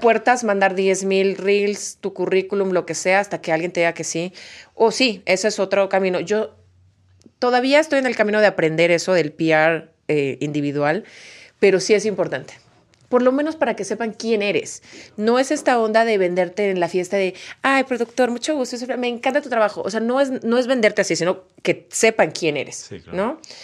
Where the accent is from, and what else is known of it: Guadalajara, Jalisco, Mexico; born or raised there